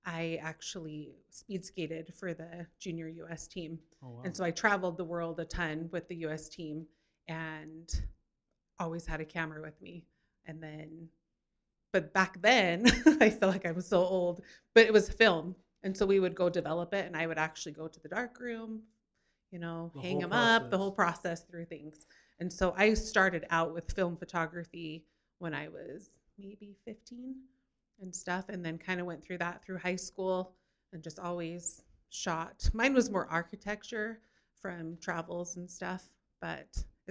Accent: Kearns, Utah, United States; also born or lived in Florida; I was born and raised in Kearns, Utah.

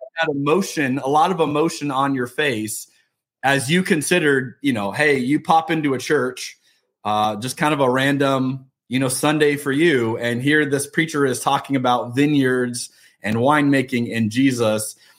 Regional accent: United States; especially as an American

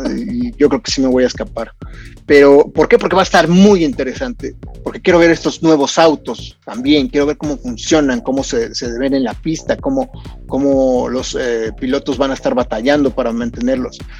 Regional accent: Mexico; nosotros los mexicanos

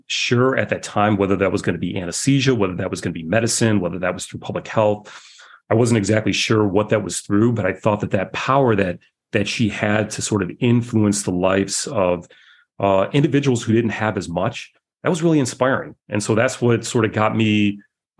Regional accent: just outside of Detroit, Michigan, United States; I grew up just outside of Detroit

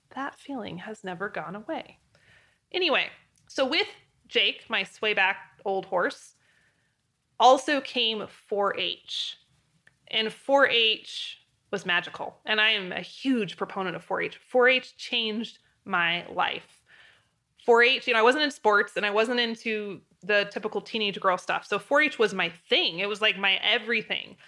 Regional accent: Moscow, Idaho, United States; moved away as an adult; also born or lived in Wyoming; University of Idaho was in my hometown

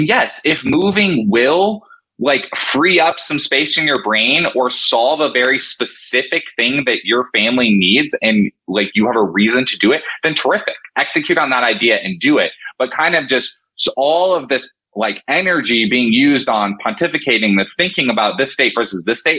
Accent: Colorado, United States; born there; also born or lived in Florida / Washington; I was born in Colorado, lived in Florida when I was very, very little.

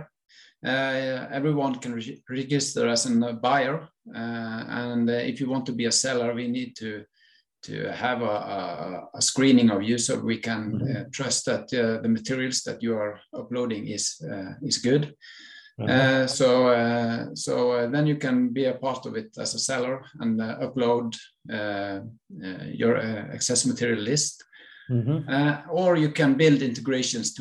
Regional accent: western coast of Norway, Western Norway, Norway; I'm from Norway, western coast of Norway

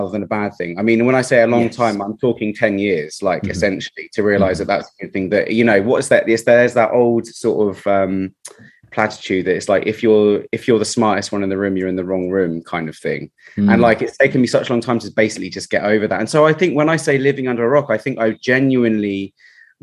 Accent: Reading, South East England, United Kingdom; moved away as an adult; now in London, United Kingdom; I'm not from London originally, I'm from Reading

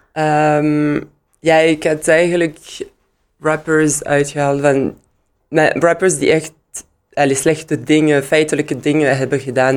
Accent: Liège, Wallonia, Belgium; Dutch is a second language; ik ben in Luik geboren en in Luik kon ik gewoon Engels eerst leren

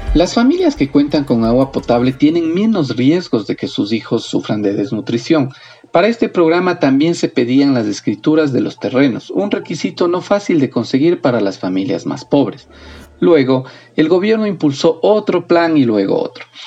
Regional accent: Ecuador; Somos el país sudamericano con el índice más alto

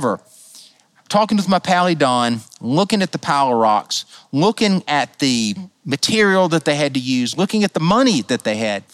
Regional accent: United States; I was a reverend from the United States

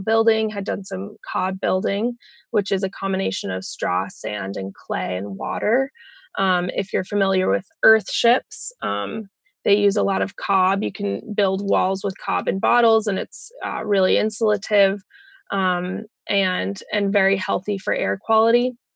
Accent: Colorado, United States; moved away as an adult; also born or lived in Bellingham, Washington; I am from Colorado, um, but I was living in Bellingham, Washington

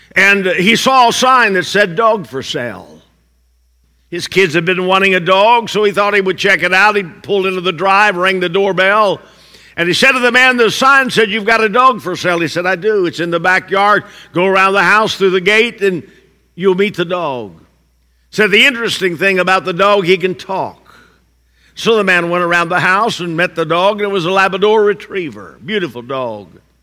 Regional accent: Indiana, United States; I'm from Indiana

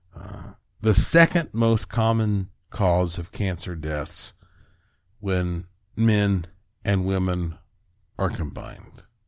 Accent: Asheville, North Carolina, United States; I was born in Asheville, North Carolina.

